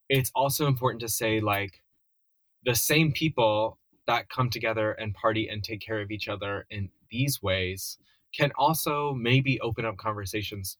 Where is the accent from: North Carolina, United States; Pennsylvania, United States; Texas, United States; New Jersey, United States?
North Carolina, United States; I'm allegedly from North Carolina